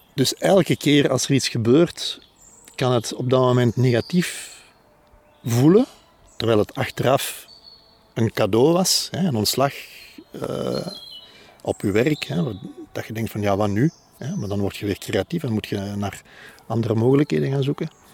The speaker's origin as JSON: {"language": "Dutch", "town": "Antwerp", "region": "Flanders", "country": "Belgium", "said": "ik ben van Antwerpen"}